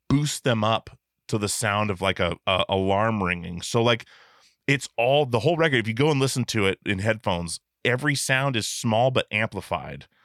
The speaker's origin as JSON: {"language": "English", "region": "Alaska", "country": "United States", "said": "I'm from Alaska, so, like, running into bears was a regular thing"}